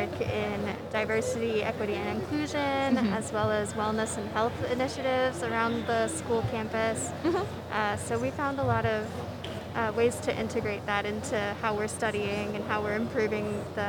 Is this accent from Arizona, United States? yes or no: yes; Arizona, United States; moved away; also born or lived in Virginia; I am originally from Arizona, but lived in Virginia for a long time. So I went to in-state George Mason University